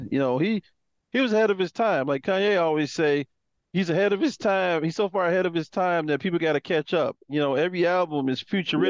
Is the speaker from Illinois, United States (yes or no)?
yes; Chicago, Illinois, United States; I'm from the 60644.